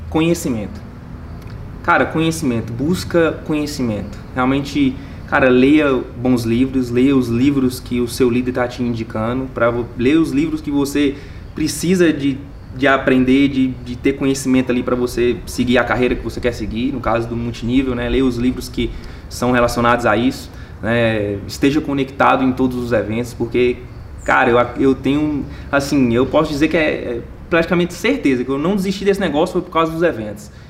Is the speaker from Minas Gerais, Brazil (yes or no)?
yes; Minas Gerais, Brazil; moved away as an adult; now in São Paulo, Brazil; Por exemplo, foi o meu caso, eu, cara, eu saí de Minas fui para São Paulo.